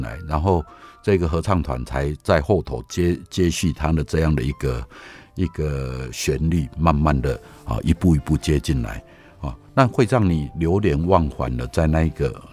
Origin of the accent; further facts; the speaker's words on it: Taiwan; 我从台湾来